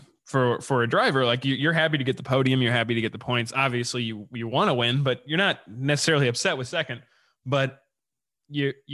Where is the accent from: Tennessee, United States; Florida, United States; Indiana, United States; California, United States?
Indiana, United States; Indianapolis; now in Los Angeles, United States; I grew up in Indianapolis